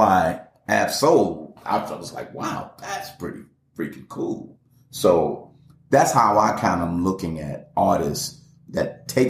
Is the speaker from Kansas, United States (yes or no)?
no; Atlanta, Georgia, United States; I'm in Atlanta. I grew up in Atlanta.